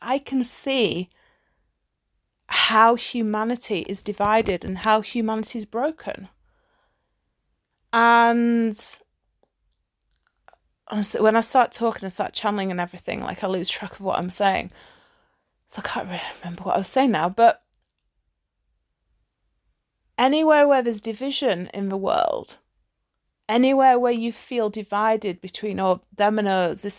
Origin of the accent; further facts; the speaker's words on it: United Kingdom; which I find hilarious, especially as like a Brit, because the British sense of humor is fucking hilarious.